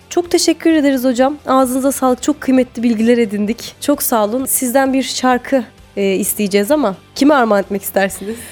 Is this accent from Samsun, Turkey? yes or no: yes; Samsun, Turkey; also born or lived in Istanbul; Ben doğma büyüme Samsunluyum